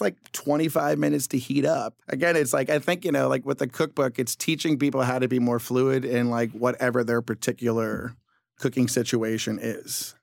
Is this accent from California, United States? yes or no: yes; Southern California, United States; now in New York, United States; I'm from Southern California